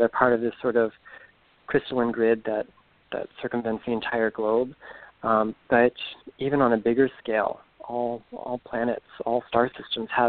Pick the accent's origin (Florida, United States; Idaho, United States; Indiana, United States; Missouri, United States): Florida, United States; Stuart; now in Orlando, United States; I'm originally from Southeast Florida, a little town called Stewart on the Treasure Coast